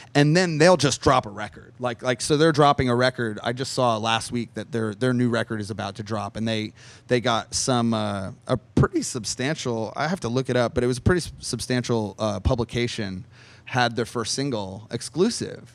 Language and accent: English; New Jersey, United States; moved away; I grew up in New Jersey. I'm from the Northeast